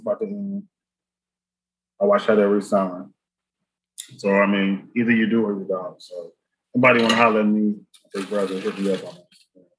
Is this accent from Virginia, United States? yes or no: yes; Virginia, United States; moved away; I was from Virginia where all that shit was taking place and we had to learn about all that shit in school.